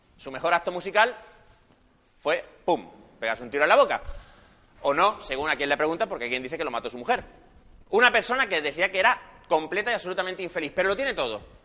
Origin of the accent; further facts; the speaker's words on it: Granada, Andalusia, Spain; moved away as an adult; also born or lived in Madrid; now in Barcelona, Spain; nací en Granada, estudié psicología allí